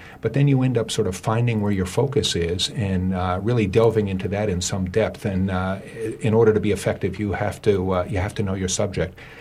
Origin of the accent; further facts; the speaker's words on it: Thomaston, Maine, United States; I come from Thomaston.